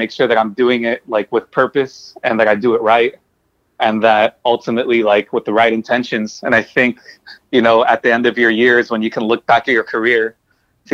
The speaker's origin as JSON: {"language": "English", "town": "Bell", "region": "California", "country": "United States", "tie": "born or raised there", "also_born_or_lived": "Norwalk, California", "said": "I grew up in Bell and in, like, you know, eventually in, like, Norwalk and the Southeast"}